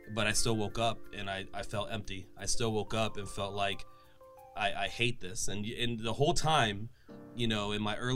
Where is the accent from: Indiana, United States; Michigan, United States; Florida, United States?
Florida, United States; the Florida Panhandle, United States; moved away as an adult; also born or lived in Orlando, Florida; I'm from the Panhandle. And so when I moved, when I was 18, graduated high school, and then I moved to Orlando